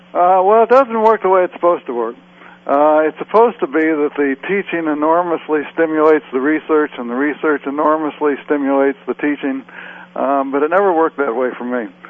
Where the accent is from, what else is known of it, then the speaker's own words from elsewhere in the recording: Chicago, Illinois, United States; I grew up in Chicago